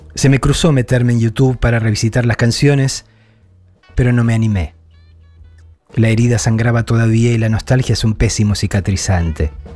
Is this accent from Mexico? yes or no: no; Argentina; moved away; Llevo dos años lejos de la Argentina